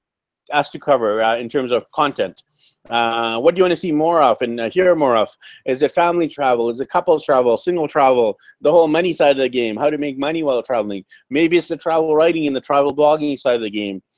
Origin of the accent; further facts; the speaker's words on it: Canada; I'm Indian Canadian, my wife's Filipino